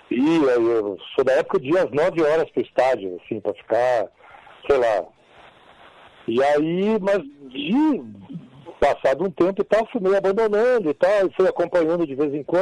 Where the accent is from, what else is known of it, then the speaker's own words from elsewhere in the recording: Porto Alegre, Rio Grande do Sul, Brazil; se eu falo que sou do Rio Grande do Sul, de Porto Alegre